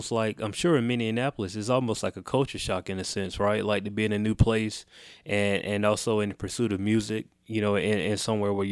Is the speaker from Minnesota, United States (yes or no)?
no; Chicago, Illinois, United States; And, and growing up in Chicago, it's I mean it's no it's no, you know, it's almost a story that we hear a little too often about you know the city of Chicago. And, and you know I don't live there